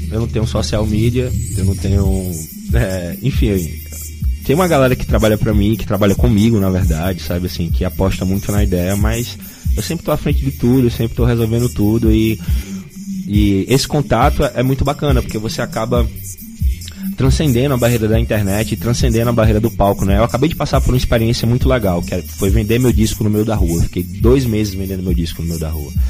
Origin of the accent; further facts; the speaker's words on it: Northeast Region, Brazil; as pessoas esquecem que a gente é do Nordeste, né, cara?